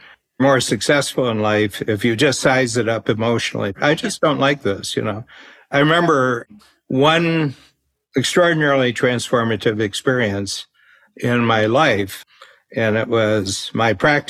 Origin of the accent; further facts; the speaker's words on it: United States; now in Canada; I'm an American